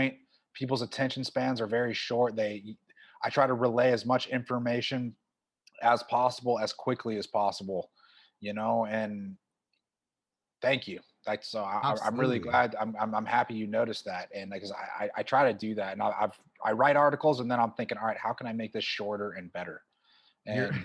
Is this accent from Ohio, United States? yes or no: no; Tulsa, Oklahoma, United States; moved away as an adult; now in Dubai, United Arab Emirates; I'm from Tulsa, Oklahoma originally. I live and work in Dubai, United Arab Emirates.